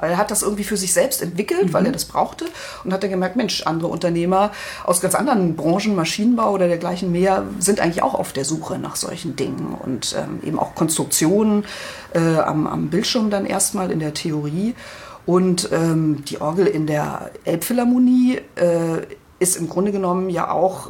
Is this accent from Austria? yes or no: no; Spreewald, Brandenburg, Germany; moved away; Ich komme ja ursprünglich aus dem Spreewald